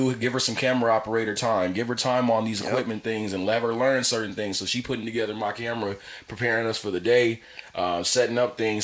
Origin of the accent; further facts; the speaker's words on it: Pasadena, California, United States; I'm not from LA, so I'm from Pasadena